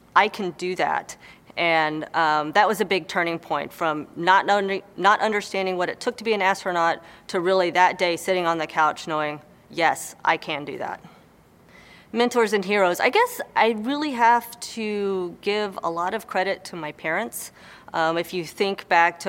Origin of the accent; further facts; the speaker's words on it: Houston, Texas, United States; growing up in Houston